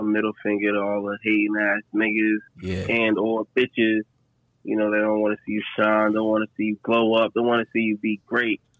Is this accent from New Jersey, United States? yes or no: yes; Irvington, New Jersey, United States; I'm from Jersey, man. Irvington, New Jersey to be exact